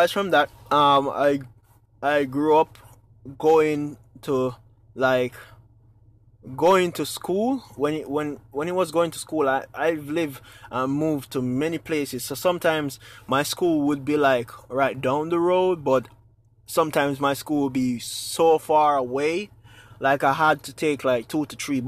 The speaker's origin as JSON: {"language": "English", "country": "Jamaica", "tie": "born or raised there", "moved": "yes", "lives_now": "United States", "said": "growing up in Jamaica, it can be very fun, it can be very stressing."}